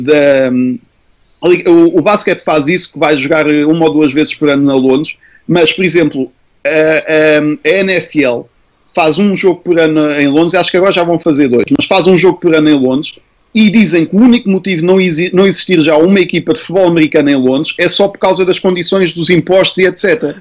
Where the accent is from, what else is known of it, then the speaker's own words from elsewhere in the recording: Portugal; nós somos portugueses